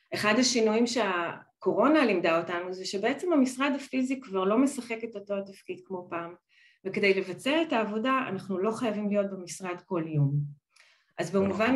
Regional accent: Israel; moved away as an adult; now in Netherlands; אני באמת אה, ילידת ישראל, נולדתי, אה, גדלתי בית ספר, צבא ולימודים בישראל

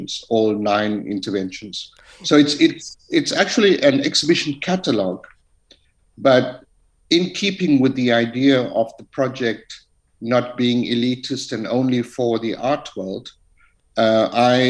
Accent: Chatsworth, KwaZulu-Natal, South Africa; coming out of a township, growing up in Chatsworth

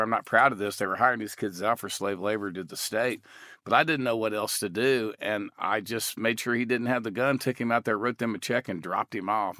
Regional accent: Texas, United States; I grew up in Texas hunting and fishing

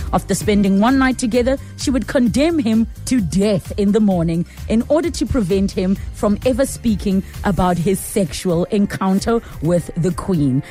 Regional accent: East London, Eastern Cape, South Africa; moved away as an adult; now in Johannesburg, South Africa; originally, I'm from East London

